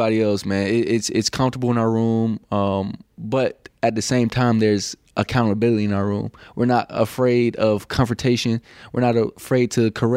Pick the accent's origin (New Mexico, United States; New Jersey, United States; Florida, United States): Florida, United States; St. Petersburg; moved away as an adult; now in Los Angeles, United States; I'm from St. Pete.